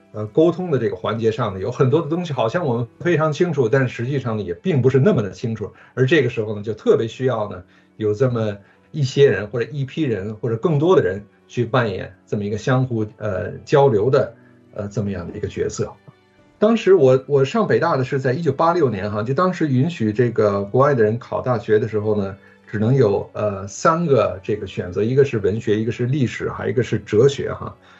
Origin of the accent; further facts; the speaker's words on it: Beijing, China; accent: 京腔; moved away as an adult; also born or lived in United States; 虽然是一个外国人，但是我一直是在北京就长大的